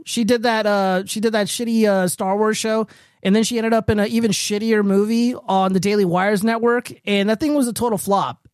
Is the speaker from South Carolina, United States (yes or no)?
no; Nevada, United States; my home state is